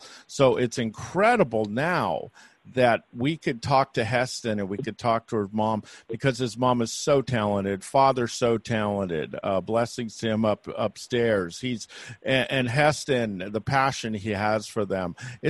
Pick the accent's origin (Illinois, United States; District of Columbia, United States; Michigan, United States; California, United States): California, United States; San Francisco Bay Area; I'm from the Bay Area